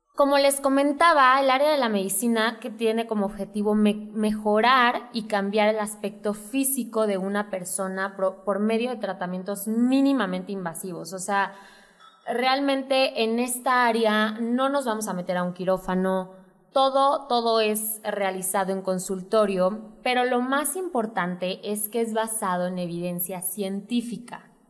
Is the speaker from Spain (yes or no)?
no; Santiago de Querétaro, Querétaro, Mexico; yo soy queretana, 100%, yo nací aquí en Querétaro, me encanta la ciudad